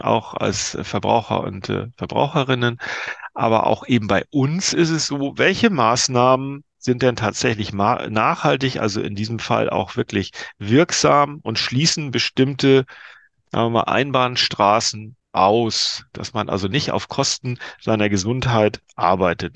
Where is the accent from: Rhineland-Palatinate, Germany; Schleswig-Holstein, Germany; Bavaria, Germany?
Schleswig-Holstein, Germany; Lübeck; moved away; in meine alte Heimat äh, an die Ostsee